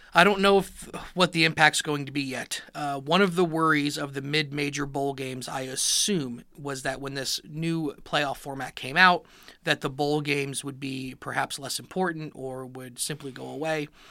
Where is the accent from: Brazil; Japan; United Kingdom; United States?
United States; Miami, Florida; I grew up in Miami, Florida